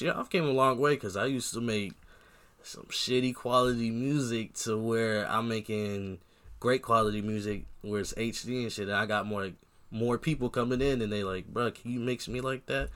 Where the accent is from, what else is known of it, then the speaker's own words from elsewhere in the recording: Long Beach, California, United States; now in Iowa, United States; I'm from Long Beach